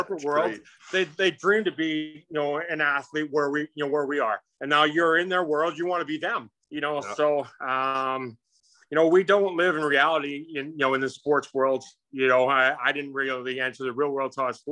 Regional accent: Saskatoon, Saskatchewan, Canada; accent: Canadian; moved away as an adult; also born or lived in Calgary, Alberta, Canada; now in United States; I was born in Calgary, moved to Saskatchewan, Saskatoon, okay. When I was 2 years old, and spent half the time there and half the time on our farm

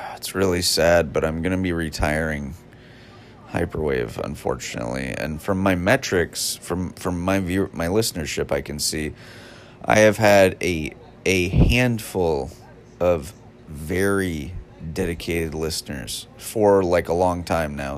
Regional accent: United States; as an American

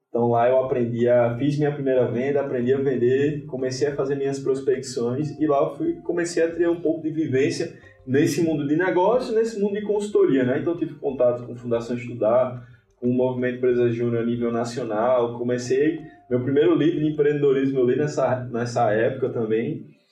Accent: Natal, Rio Grande do Norte, Brazil; sou aqui de Natal, sou potiguar, eu, Potiguar, é morador de Ponta Negra, então nada, nada mais Potiguar do que isso

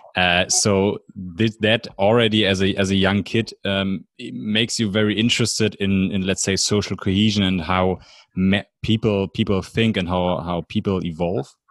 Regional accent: Germany; accent: German; English is a second language; this wonderful German accent

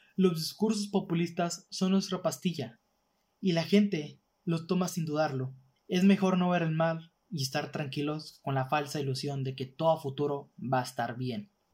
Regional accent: northern Mexico, Mexico; básicamente aquí en el norte

